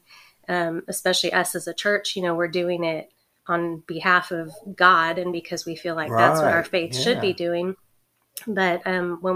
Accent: California, United States; moved away as an adult; now in Sylvania, United States; I'm from California

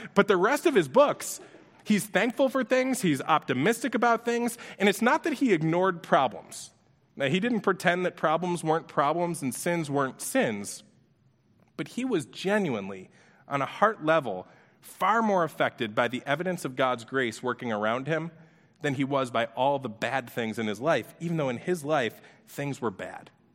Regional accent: Orchard Park, New York, United States; we grew up in Orchard Park, New York

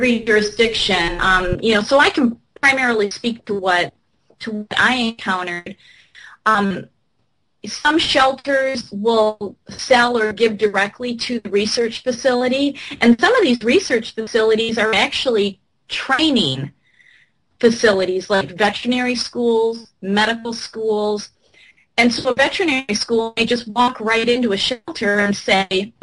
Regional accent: Michigan, United States; my home state of Michigan

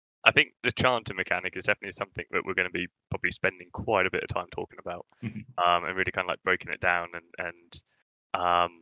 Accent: United Kingdom; two British idiots

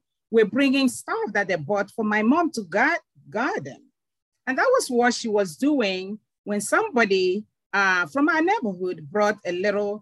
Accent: Nigeria; moved away as an adult; also born or lived in Kenya / Tanzania / Uganda / Namibia; now in United States; I am originally from Nigeria and migrated to the United States 20 years ago

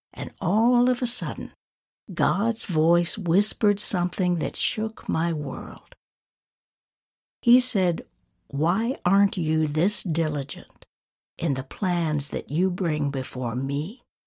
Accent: North Georgia, United States; my hometown in North Georgia

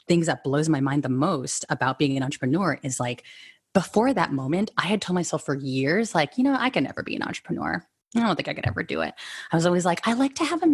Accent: San Francisco Bay Area, California, United States; I was born and raised here in San Francisco Bay Area

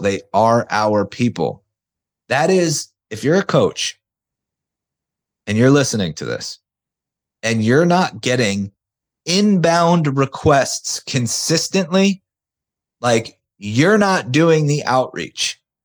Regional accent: outside of Philadelphia, Pennsylvania, United States; I'm from outside of Philadelphia. Weather sucks here most of the time.

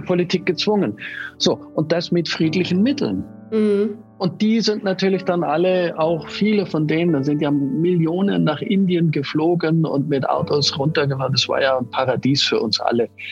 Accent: Munich, Bavaria, Germany; ich bin in München geboren

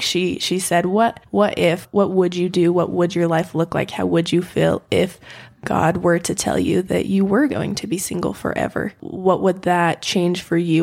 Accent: Utah, United States; I grew up in Utah

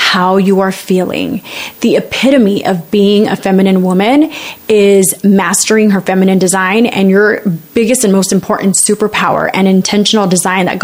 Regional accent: United States; I'm a Latina, I'm Mexican American. My parents are immigrants.

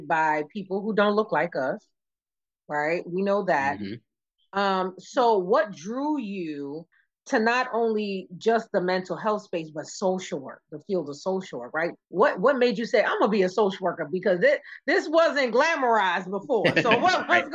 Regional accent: Maryland, United States; I grew up in Maryland and I went to school in Baltimore for a little while

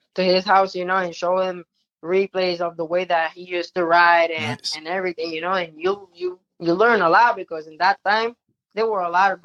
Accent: Puerto Rico; now in United States; When I came to the States from Puerto Rico, I started off in Florida.

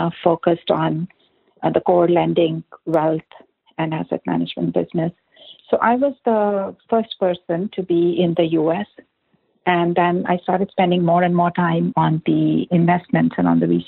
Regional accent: India; moved away as an adult; also born or lived in Singapore; now in Bay Area, United States; I grew up in India and studied in India as well

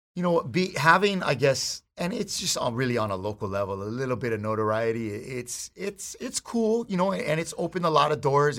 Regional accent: Hawaii, United States; I'm a local boy. I gotta be here. I live in, you know, if something happens to Hawaii, I'm going down too because this is who I am, being here and being Hawaiian

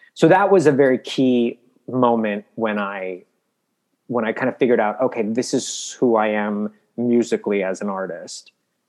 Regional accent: Midwest, United States; Cause I grew up in the Midwest and Catholic and I'm a gay boy.

